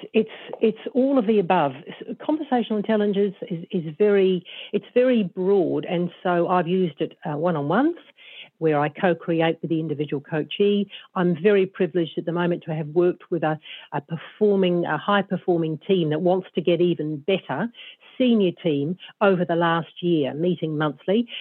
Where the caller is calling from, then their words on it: Auckland, New Zealand; I'm phoning in from Auckland, New Zealand, and uh, my business is based uh, in Auckland.